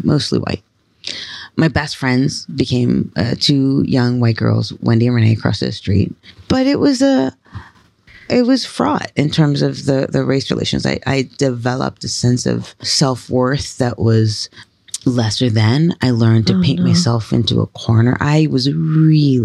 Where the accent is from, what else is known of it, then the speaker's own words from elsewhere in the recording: New York City, New York, United States; also born or lived in Brooklyn, New York; So I was born in Brooklyn in Bed-Stuy. And we didn't live there long. We moved to Woodhaven, Queens.